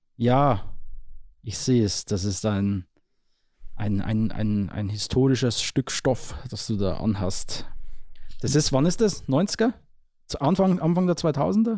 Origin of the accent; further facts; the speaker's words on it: Neusorg, Bavaria, Germany; also born or lived in Marktredwitz / Weiden / Nabburg; Ich komme ja aus dem Kern aus Neusorg, stamme ich